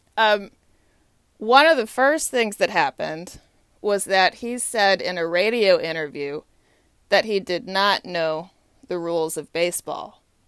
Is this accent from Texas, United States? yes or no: yes; Texas, United States; I grew up in Texas